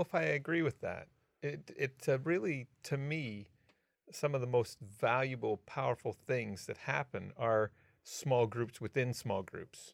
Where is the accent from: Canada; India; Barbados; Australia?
Canada; I'm a Canadian